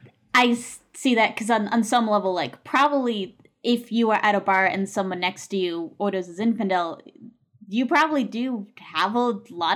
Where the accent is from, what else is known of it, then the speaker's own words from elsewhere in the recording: United States; me coming in as an American